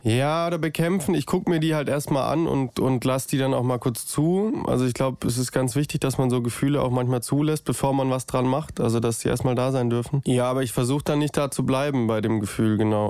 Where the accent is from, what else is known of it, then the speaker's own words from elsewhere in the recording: Stuttgart area, Baden-Württemberg, Germany; ich wollte unbedingt auch in Stuttgart spielen. Ich komme ja hier auch aus der Ecke